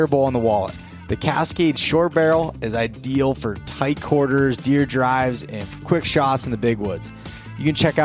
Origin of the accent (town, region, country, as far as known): Pennsylvania, United States